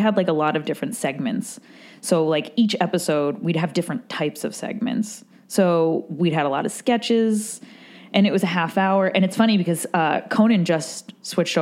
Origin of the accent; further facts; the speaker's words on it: New York, United States; I'm from New York